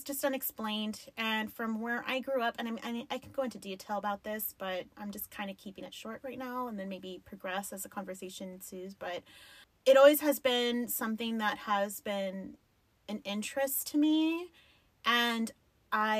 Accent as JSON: {"language": "English", "town": "El Paso", "region": "Texas", "country": "United States", "tie": "born or raised there", "said": "I grew up in the Lower Valley. That shit's not fancy"}